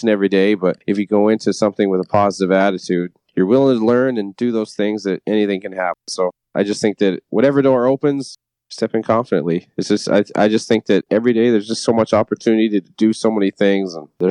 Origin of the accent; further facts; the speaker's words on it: Weyburn, Saskatchewan, Canada; growing up in Saskatchewan